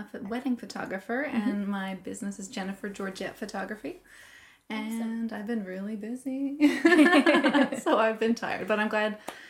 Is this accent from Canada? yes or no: yes; Portugal Cove, Newfoundland and Labrador, Canada; moved away as an adult; also born or lived in Saskatchewan / Alberta; I was born in Saskatchewan in 87, so I am 30. And I lived in Saskatchewan until I was 6 and then moved here and lived in Portugal Cove, went to Beach Cove Elementary, and then PwC.